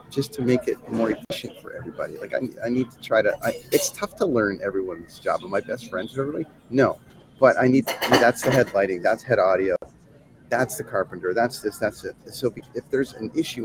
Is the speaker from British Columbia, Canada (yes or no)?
no; Toronto, Ontario, Canada; also born or lived in Vancouver; in Toronto in my hometown